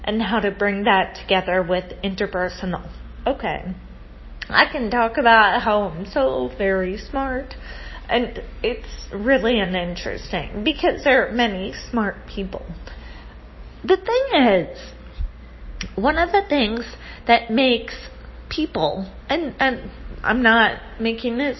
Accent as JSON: {"language": "English", "country": "United States", "moved": "yes", "lives_now": "Rio de Janeiro, Brazil", "said": "I come from the United States of America"}